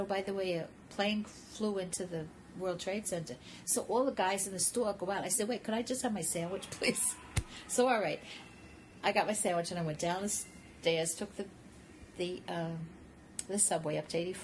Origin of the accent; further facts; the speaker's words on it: New York, United States; I'm a New Yorker.